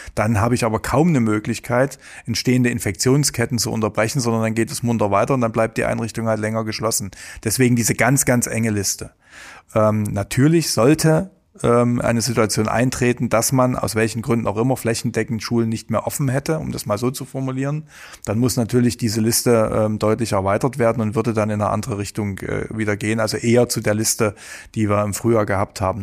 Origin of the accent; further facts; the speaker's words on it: Saxony, Germany; bei uns in Sachsen